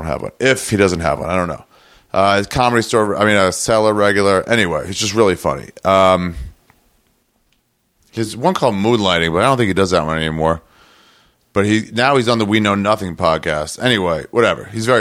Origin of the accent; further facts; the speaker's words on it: Los Angeles, California, United States; I'm from LA. I'm from Los Angeles.